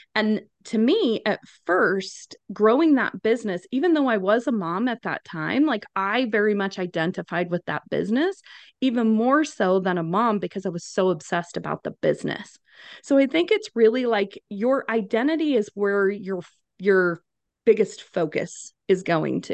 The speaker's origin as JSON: {"language": "English", "region": "Wyoming", "country": "United States", "tie": "born or raised there", "moved": "as an adult", "lives_now": "Phoenix, United States", "said": "I am originally from Wyoming. So naturally grew up with a bunch of boys"}